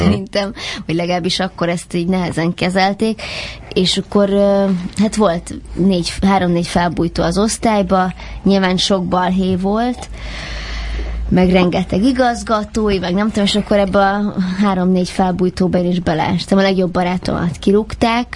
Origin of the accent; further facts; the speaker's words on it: Budapest, Hungary; Pesti vagyok, ezt sokszor megkérdőjelezik, vagy ez felszokott merülni, hogy vidéki vagyok, hogy talán van valami íze a beszédemnek, de tőzsgyökeres 18. kerületi vagyok.